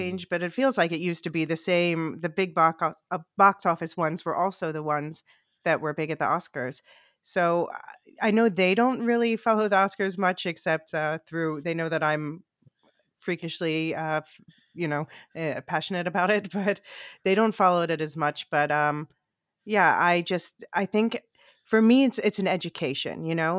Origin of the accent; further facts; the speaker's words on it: Philadelphia, Pennsylvania, United States; moved away as an adult; now in Amsterdam, Netherlands; I grew up in Philly